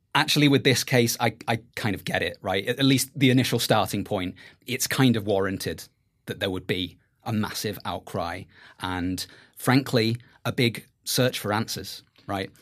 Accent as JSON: {"language": "English", "area": "Merseyside", "region": "North West England", "country": "United Kingdom", "tie": "born or raised there", "said": "I grew up in Merseyside"}